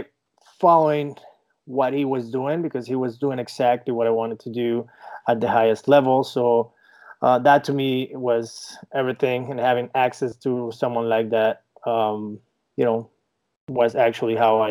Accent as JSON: {"language": "English", "country": "Venezuela", "second_language": "English", "moved": "as an adult", "lives_now": "Miami, United States", "said": "I'm from Venezuela originally. Moved to the United States in 2010."}